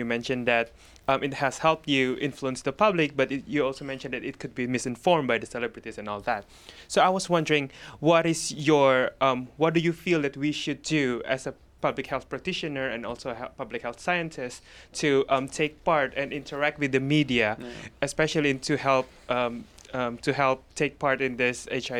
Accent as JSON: {"language": "English", "country": "Indonesia", "second_language": "English", "said": "I'm from Indonesia. I'm here, an MPH student in health policy."}